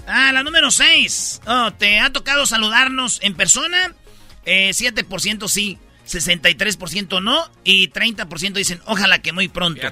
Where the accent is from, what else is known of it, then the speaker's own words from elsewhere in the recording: Michoacán, Mexico; moved away; cuando yo estaba en el catecismo, allá en Michoacán